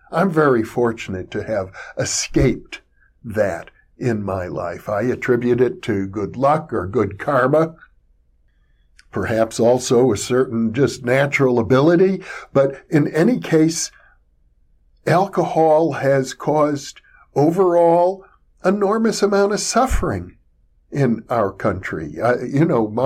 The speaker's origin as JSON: {"language": "English", "town": "Fond du Lac", "region": "Wisconsin", "country": "United States", "tie": "born or raised there", "said": "growing up in Wisconsin, as I did in the 1960s, I graduated from high school in 1965 from L.P. Goodrich High School in Fond du Lac, Wisconsin"}